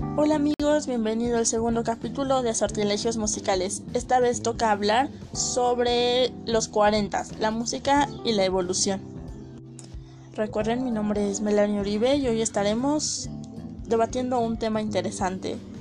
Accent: Mexico; soy de México

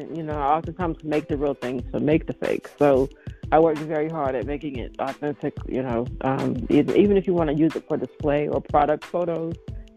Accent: Shreveport, Louisiana, United States; Oh, well, thank you. That's one of my favorites. I'm from the South, so that's one of my favorites.

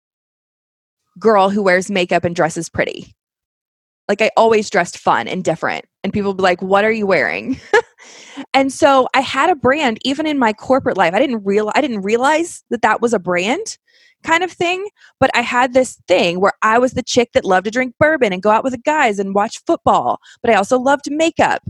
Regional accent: Kentucky, United States; I'm from Kentucky

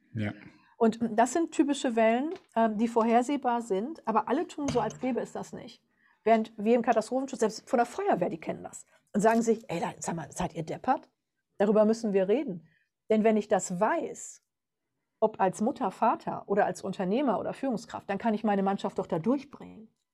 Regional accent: Germany; bei uns in Deutschland

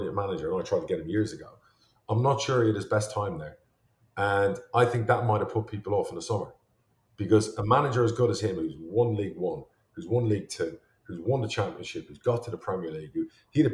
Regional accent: Ireland; now in United States; I'm Irish

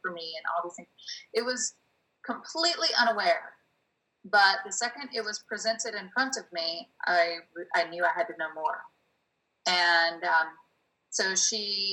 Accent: the South, United States; moved away as an adult; also born or lived in New York; now in Los Angeles, United States; I came from the South

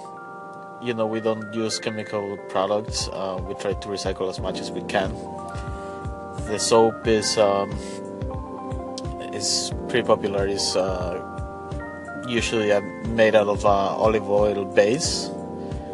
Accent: Bolivia; We're three friends from Bolivia, and we grew up together

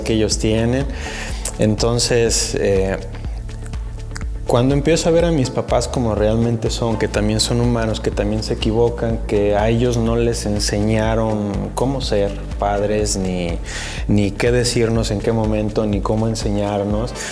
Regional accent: Mexico; como mexicanos y como la herencia católica que tenemos

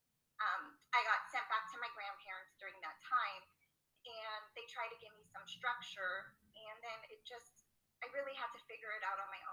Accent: San Francisco, California, United States; moved away; from San Francisco

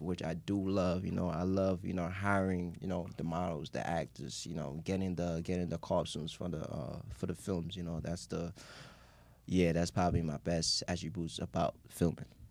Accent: New York City, New York, United States; growing up in, like, Queens

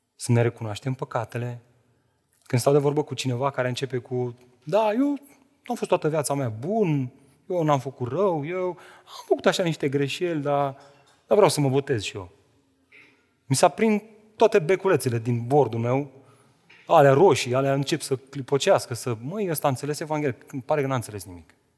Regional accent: Romania; suntem români

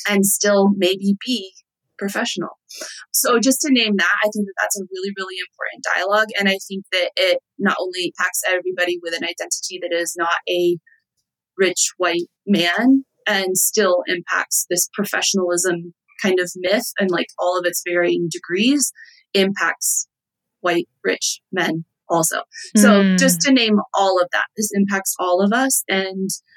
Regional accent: Texas, United States; I'm from Texas.

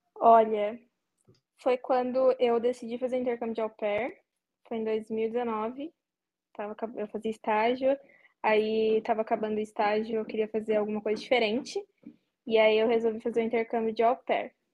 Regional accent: Vargem, São Paulo, Brazil; eu sou do interior de São Paulo, uma cidadezinha bem pequena chamada Vargem

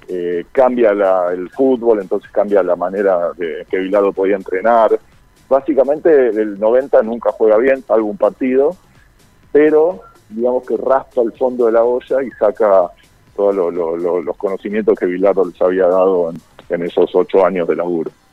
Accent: Argentina; nosotros acá en Argentino

